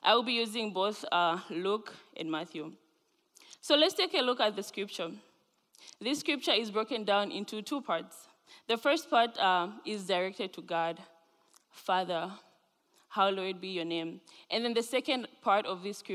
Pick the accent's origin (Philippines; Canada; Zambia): Zambia; now in Grand Rapids, United States; I am originally from Zambia.